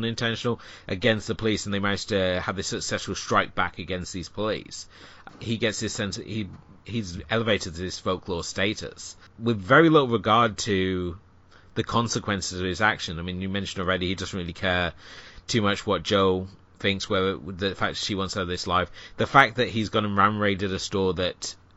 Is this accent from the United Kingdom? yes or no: yes; United Kingdom; being a Brit